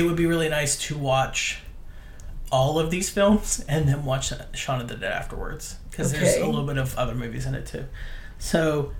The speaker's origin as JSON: {"language": "English", "country": "United States", "tie": "born or raised there", "said": "I grew up near Pittsburgh."}